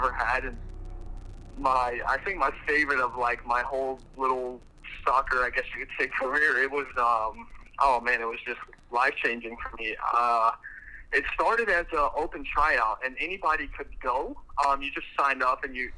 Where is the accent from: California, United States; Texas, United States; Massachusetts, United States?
Texas, United States; Austin; born or raised there